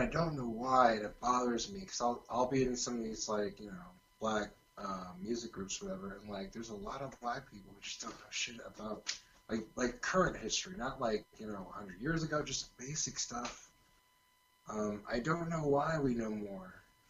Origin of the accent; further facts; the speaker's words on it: California, United States; accent: California surfer; It's here in California.